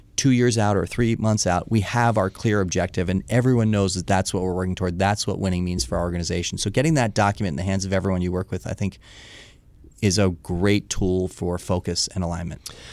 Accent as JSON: {"language": "English", "town": "Washington", "region": "District of Columbia", "country": "United States", "tie": "born or raised there", "also_born_or_lived": "Missoula, Montana"}